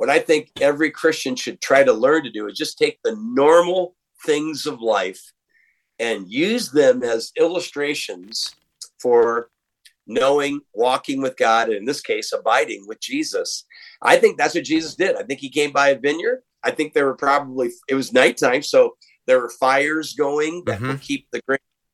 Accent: Waterloo, Iowa, United States; moved away; I'm from the Midwest. I'm from Waterloo, Iowa, and sort of a working town. I was a city boy.

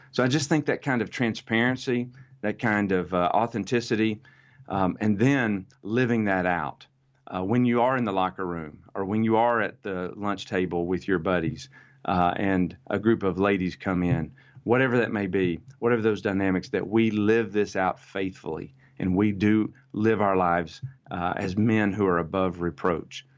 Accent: United States; I'm American

